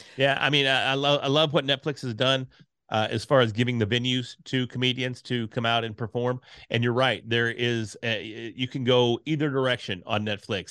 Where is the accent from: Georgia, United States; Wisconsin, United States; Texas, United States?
Texas, United States; being from Texas